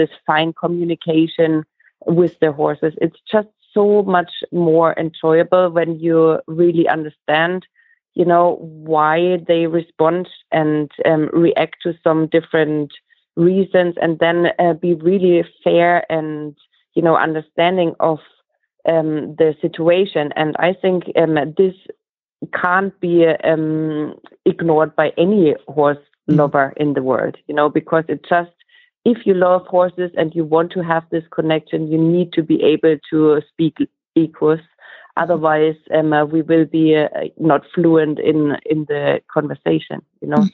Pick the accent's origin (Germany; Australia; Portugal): Germany; Bamberg, Bavaria; I'm in Bavaria. My hometown here, or the closest town, is called Bamberg, and it's in Franconia or Bavaria.